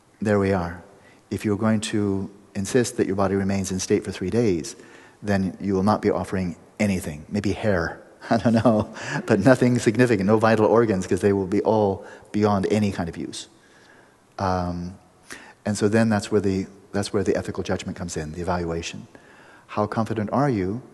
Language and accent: English; Pasadena, California, United States; a Vedanta center in Pasadena, my hometown